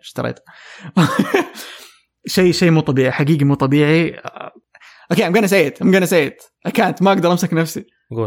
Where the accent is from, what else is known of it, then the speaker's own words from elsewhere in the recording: Saudi Arabia; عندنا في السعوديه